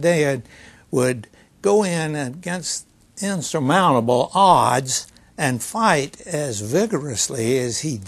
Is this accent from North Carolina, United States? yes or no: yes; Lexington, North Carolina, United States; I grew up in Lexington, a small town, a population of about 10,000 back then